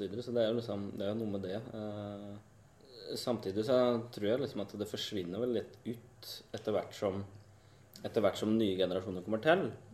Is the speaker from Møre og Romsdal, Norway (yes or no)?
no; Indre Østfold, Norway; moved away; den eh, delen av landet jeg kommer fra, fra Indre Østfold